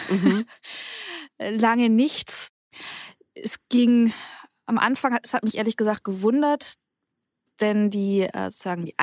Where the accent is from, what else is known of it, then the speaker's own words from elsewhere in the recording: West Germany, Germany; ich bin in Westdeutschland aufgewachsen, äh, lange nach dem Krieg